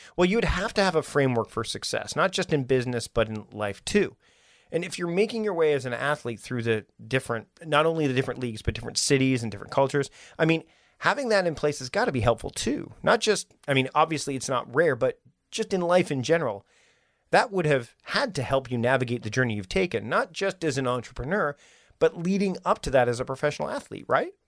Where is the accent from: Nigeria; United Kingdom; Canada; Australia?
Canada; I'm from Canada